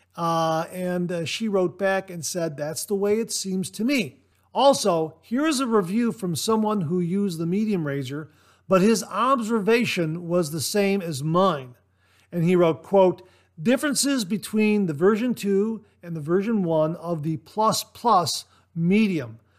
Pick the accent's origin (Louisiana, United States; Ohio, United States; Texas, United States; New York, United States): Ohio, United States; Ohio, my home state, born and raised here.